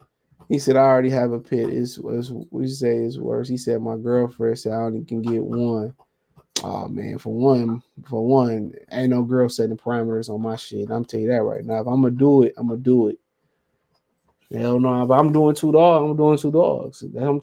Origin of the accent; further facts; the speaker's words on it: Nebraska, United States; I'm from Nebraska. Still can't get used to the cold.